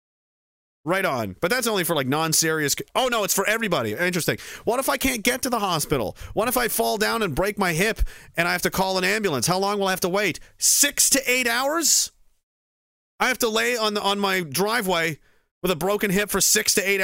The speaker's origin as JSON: {"language": "English", "country": "Canada", "said": "I'm a Canadian and I, you know, a veteran."}